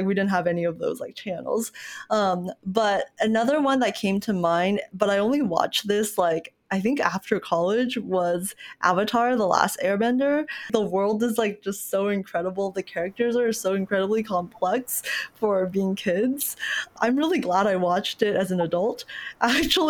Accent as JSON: {"language": "English", "region": "Kuala Lumpur", "country": "Malaysia", "tie": "born or raised there", "moved": "yes", "lives_now": "United States", "said": "I was born in Kuala Lumpur, Malaysia."}